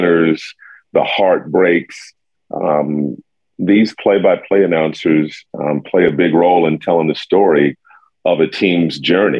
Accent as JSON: {"language": "English", "town": "Indianapolis", "region": "Indiana", "country": "United States", "tie": "born or raised there", "also_born_or_lived": "New York", "moved": "as an adult", "lives_now": "Minneapolis, United States", "said": "I grew up in Indianapolis"}